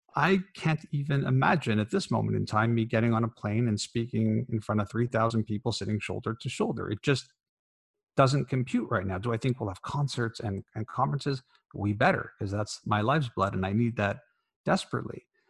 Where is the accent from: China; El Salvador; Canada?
Canada; as a Canadian